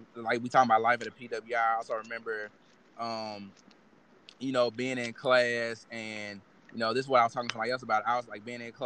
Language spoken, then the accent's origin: English; Mississippi, United States; we grew up here in Mississippi